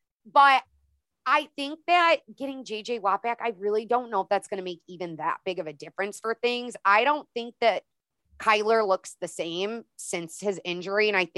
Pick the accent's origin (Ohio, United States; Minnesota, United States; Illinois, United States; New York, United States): Illinois, United States; I'm from Illinois